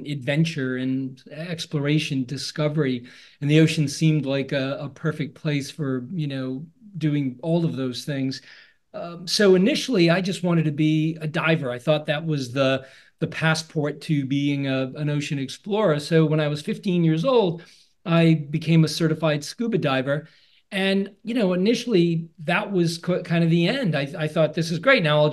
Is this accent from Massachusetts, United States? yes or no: yes; Massachusetts, United States; moved away as an adult; now in Maine, United States; I grew up in Massachusetts. I now live on the coast of Maine